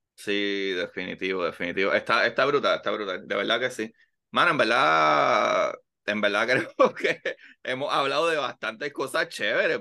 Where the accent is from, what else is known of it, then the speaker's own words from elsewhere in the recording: Bayamón, Puerto Rico; Yo soy de Bayamón, pero la octava sección de Bayamón que es al lado de Pradera y yo estudié en la Emilio Milán, la Basilio y me gradué de la Pedro Albizu